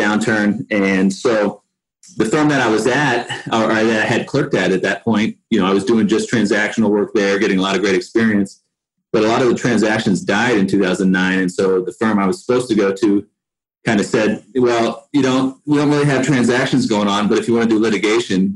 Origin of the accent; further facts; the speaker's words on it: Denver, Colorado, United States; also born or lived in East Coast; I grew up in Denver for the most part and bounced around a little bit on the East Coast when I was really young. But grew up in Denver